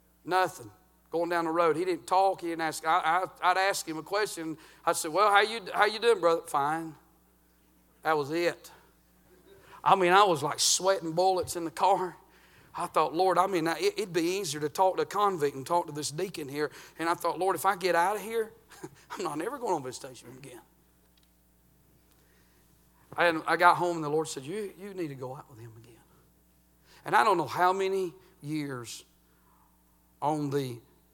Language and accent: English; United States; I'm from Murray County